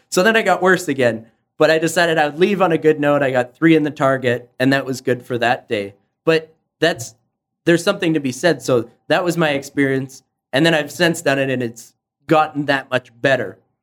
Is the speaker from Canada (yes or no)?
yes; Canada; being Canadian